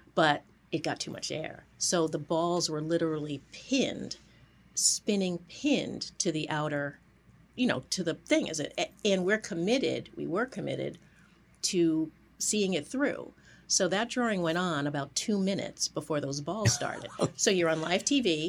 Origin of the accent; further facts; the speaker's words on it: New York City, New York, United States; now in Boston, United States; I was born in New York